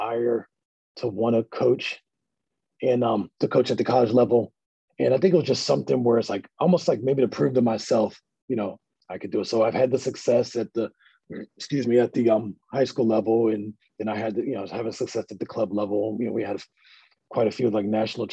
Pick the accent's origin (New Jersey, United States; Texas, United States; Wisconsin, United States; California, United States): New Jersey, United States; Millville; we're from Millville